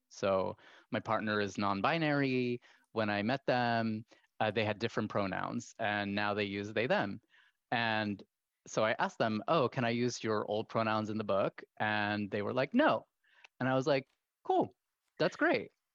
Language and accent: English; Kuwait; as somebody who was half Kuwaiti, half American, growing up in Kuwait